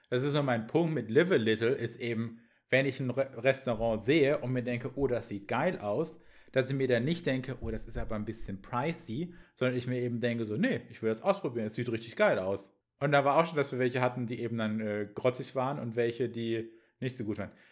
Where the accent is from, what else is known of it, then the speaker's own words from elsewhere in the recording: Stuttgart, Baden-Württemberg, Germany; Und ich bin auch aus Stuttgart